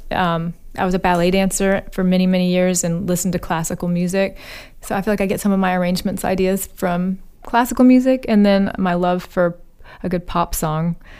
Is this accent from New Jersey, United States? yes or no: no; Birmingham, Alabama, United States; also born or lived in Nebraska; now in California, United States; I moved back to my hometown, Birmingham, Alabama